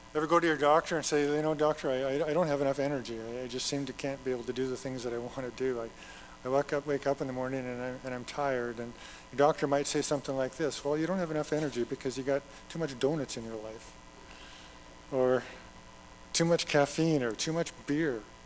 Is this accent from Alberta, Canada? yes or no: yes; Alberta, Canada; moved away; I'm from Alberta but I, have lived here long enough